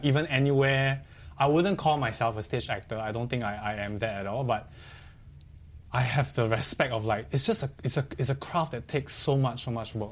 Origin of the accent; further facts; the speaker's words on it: Singapore; I was very proud as a Singaporean at that point.